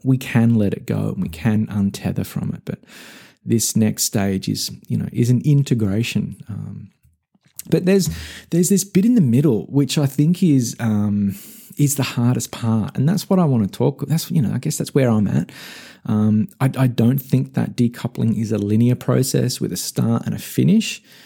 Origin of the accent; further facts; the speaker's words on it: Australia; moved away as an adult; also born or lived in Melbourne; now in United States; My home country, uh, Australia and the relative safety and security and familiarity it provided, I decoupled from as I left and moved to the US